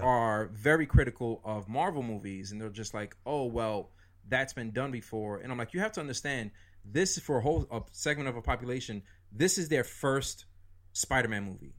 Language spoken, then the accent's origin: English; New York City, New York, United States; now in New Jersey, United States; I grew up in New York City. I grew up downtown.